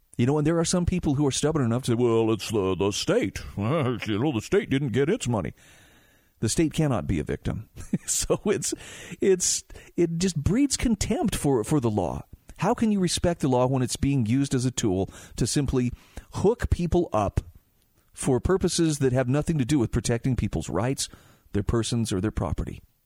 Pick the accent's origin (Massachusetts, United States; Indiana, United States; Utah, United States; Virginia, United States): Utah, United States; my home state of Utah